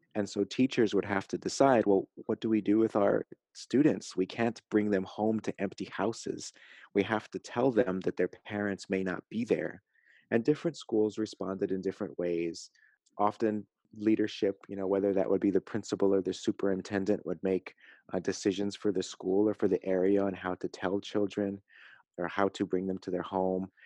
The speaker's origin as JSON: {"language": "English", "town": "San Antonio", "region": "Texas", "country": "United States", "said": "I come from San Antonio, Texas"}